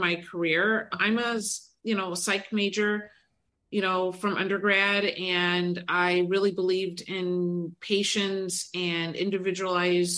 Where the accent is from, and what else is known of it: Detroit, Michigan, United States; now in Cleveland, United States